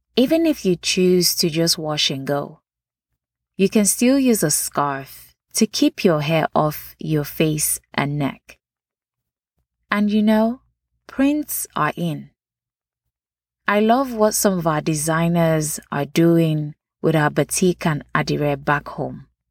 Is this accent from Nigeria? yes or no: yes; Nigeria; now in United States; Nachi, for those that don't know, is how we refer to natural hair growing up in Nigeria.